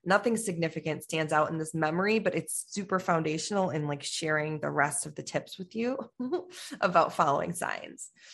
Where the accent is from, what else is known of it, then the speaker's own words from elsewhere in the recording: Chicago, Illinois, United States; I'm from Chicago